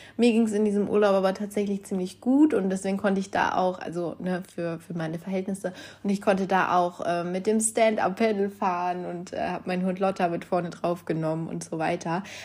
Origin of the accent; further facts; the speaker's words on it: North Rhine-Westphalia, Germany; ich komme ja aus Nordrhein-Westfalen